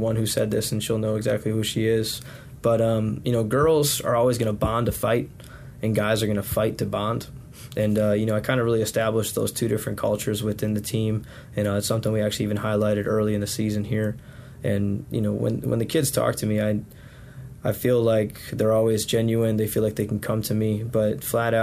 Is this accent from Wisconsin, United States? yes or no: yes; Wisconsin, United States; moved away as an adult; now in Sampson County, North Carolina, United States; I was born and raised in Wisconsin, so being down in Sampson County now is a different world